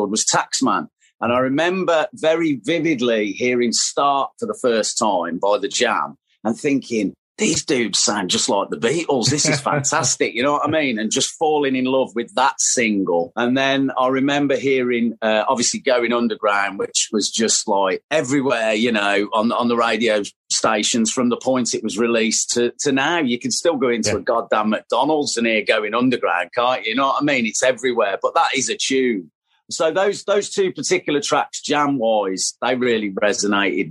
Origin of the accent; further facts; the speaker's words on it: Tamworth, West Midlands, United Kingdom; my hometown, which was Tamworth